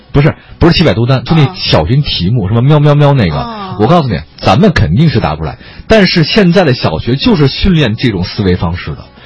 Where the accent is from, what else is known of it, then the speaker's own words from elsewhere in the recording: Beijing, China; moved away; also born or lived in southern China; 我在南方待着十年，我是北京人。还有，那时候小时候在北京